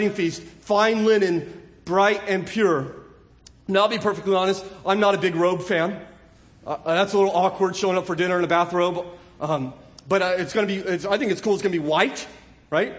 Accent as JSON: {"language": "English", "region": "California", "country": "United States", "said": "I'm from California"}